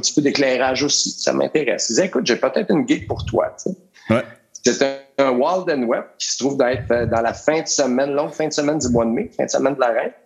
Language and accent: French; Joliette, Quebec, Canada; moved away as an adult; also born or lived in Montreal; moi, je viens de Joliette